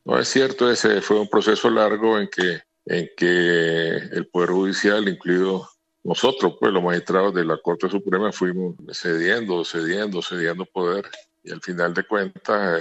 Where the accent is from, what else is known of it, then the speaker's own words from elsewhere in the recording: Nicaragua; en mi país